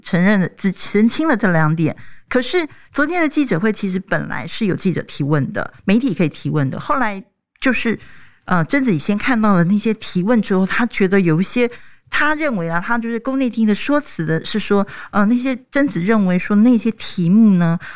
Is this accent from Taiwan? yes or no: yes; Taiwan; 我们台湾人